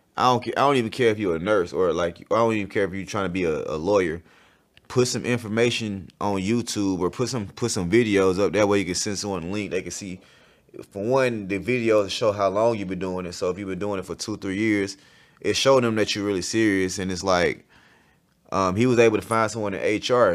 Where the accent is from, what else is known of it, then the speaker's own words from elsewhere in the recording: College Park, Georgia, United States; also born or lived in Montgomery, Alabama; I was born out there